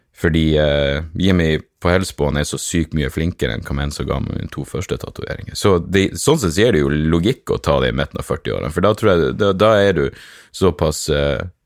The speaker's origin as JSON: {"language": "Norwegian", "region": "Northern Norway", "country": "Norway", "said": "vi er nordlendinger"}